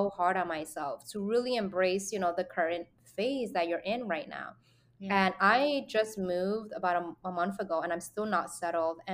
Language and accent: English; New York City, New York, United States; being a New Yorker